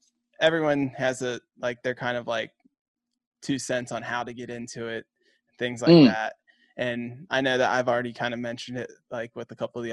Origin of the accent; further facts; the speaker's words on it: Midwest, United States; being a Midwesterner